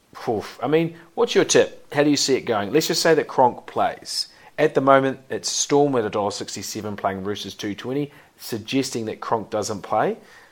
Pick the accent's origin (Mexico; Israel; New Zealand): New Zealand; I'm a Kiwi